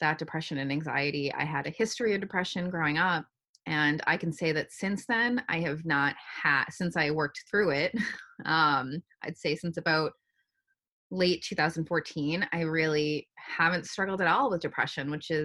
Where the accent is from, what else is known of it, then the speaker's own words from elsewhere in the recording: New Hampshire, United States; moved away as an adult; now in Boston, United States; I grew up in a small neighborhood as part of the city, and then lived in New Hampshire for most of my childhood